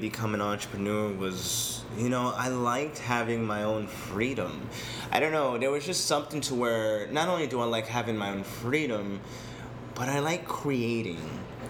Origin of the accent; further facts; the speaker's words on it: Boston, Massachusetts, United States; also born or lived in New Orleans; now in San Diego, United States; Originally, I'm from Boston, Massachusetts. I'm born in New Orleans. I was a military brat.